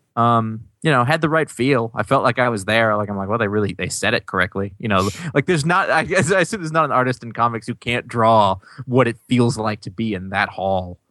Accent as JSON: {"language": "English", "country": "United States", "tie": "born or raised there", "said": "I grew up in America"}